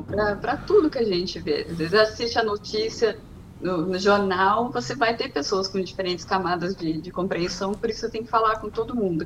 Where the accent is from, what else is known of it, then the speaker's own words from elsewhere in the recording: Águas de Lindóia, São Paulo, Brazil; moved away as an adult; also born or lived in Bragança Paulista / Campinas; now in London, United Kingdom; nasci em Bragança Paulista, nunca morei em Bragança Paulista, fui criada em Água de Lindóia, numa cidade pequenininha de 12 mil habitantes